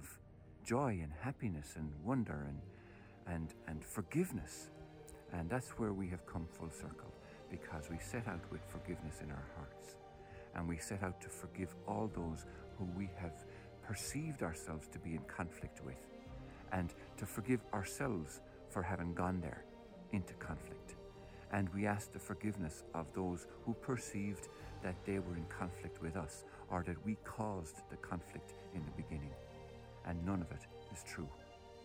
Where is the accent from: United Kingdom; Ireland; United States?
Ireland; Tipperary, Munster; I was born in Tipperary